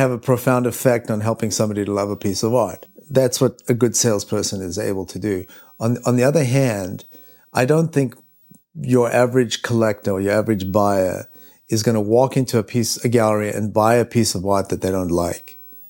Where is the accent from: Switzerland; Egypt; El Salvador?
Switzerland; Or, you know, when we were in New York, I'm from Switzerland, and when I was in New York and I met Daniel